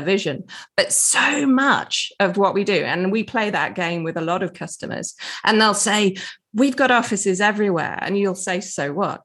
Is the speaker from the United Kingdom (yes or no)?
yes; England, United Kingdom; I'm English